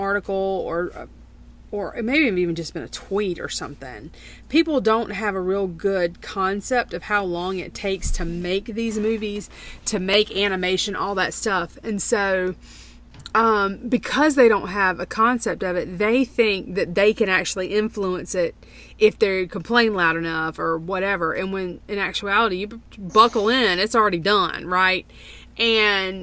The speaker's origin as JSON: {"language": "English", "country": "United States", "said": "as an American in general"}